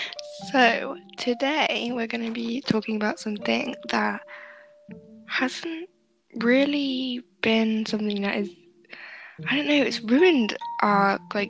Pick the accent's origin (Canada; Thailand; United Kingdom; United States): United Kingdom; we're both white and we're both British.